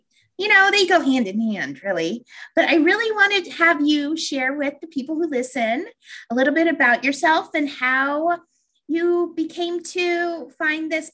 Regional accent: Colorado, United States; moved away; I'm from Colorado

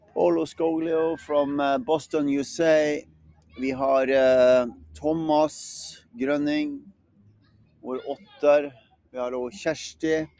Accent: Northern Norway, Norway; Jeg kommer jo fra Nord-Norge

